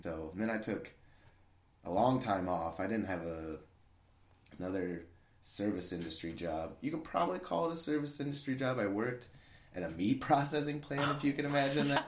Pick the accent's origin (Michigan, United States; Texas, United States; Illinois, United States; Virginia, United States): Illinois, United States; Lincoln; moved away as an adult; my hometown's Lincoln, Illinois.